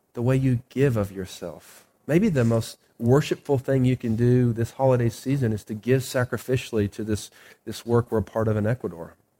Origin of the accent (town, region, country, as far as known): United States